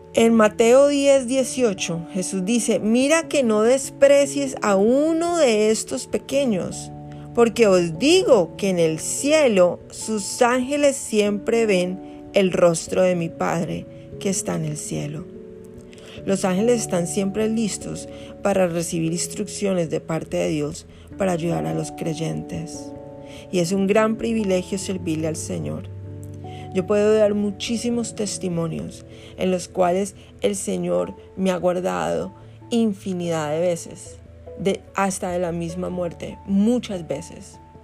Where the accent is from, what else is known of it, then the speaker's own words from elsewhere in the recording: Colombia; moved away; yo no había vuelto a, mi tierra, que yo soy colombiana.